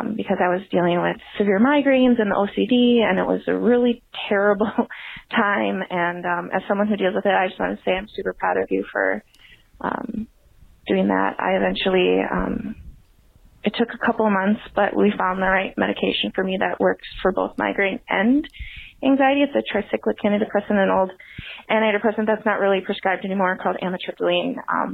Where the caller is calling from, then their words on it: Minneapolis, Minnesota, United States; I'm calling from Minneapolis, Minnesota.